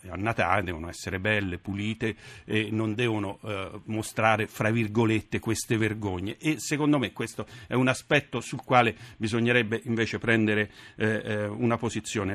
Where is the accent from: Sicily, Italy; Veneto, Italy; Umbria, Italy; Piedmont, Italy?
Umbria, Italy; Assisi; io sono di Assisi